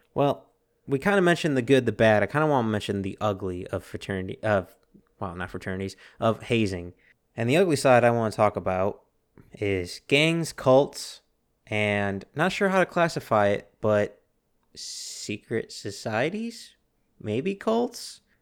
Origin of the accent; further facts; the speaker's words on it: United States; we're Americans.